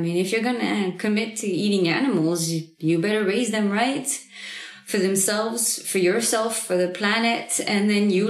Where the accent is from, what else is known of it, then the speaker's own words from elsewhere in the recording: Normandy, France; English is a second language; now in Southern Oregon, United States; I come from Normandy